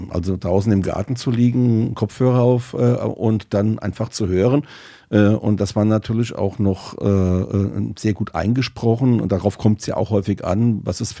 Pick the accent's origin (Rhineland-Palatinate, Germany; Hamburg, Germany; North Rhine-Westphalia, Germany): Rhineland-Palatinate, Germany; Rhenish Hesse; also born or lived in Hanover; bei uns in Rheinhessen